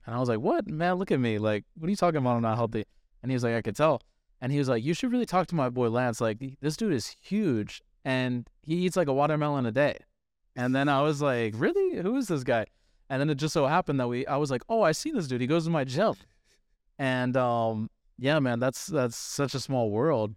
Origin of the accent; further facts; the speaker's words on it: Northern Virginia, United States; I'm from Northern Northern Virginia, over the mountain